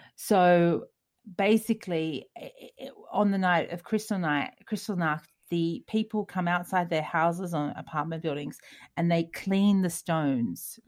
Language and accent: English; Australia; moved away; we're Australian